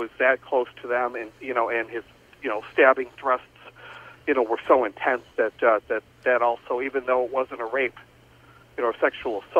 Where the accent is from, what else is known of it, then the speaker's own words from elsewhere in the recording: Joliet, Illinois, United States; about five or six houses up the street from where I grew up in Joliet.